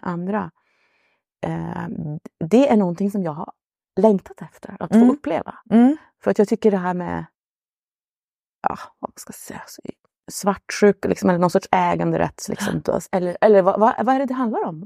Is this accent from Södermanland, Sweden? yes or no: no; Luleå, Norrbotten County, Sweden; jag är från Luleå i Norrbotten